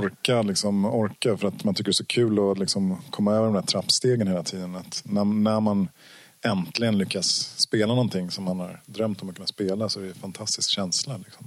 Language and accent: Swedish; Ekerö, Stockholm County, Sweden; ute på Ekerö där jag växte upp